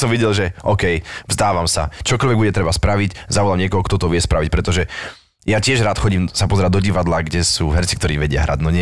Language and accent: Slovak; Štefanov nad Oravou, Žilina Region, Slovakia; accent: Orava; moved away as an adult; ja, že zo Štefanova nad Oravou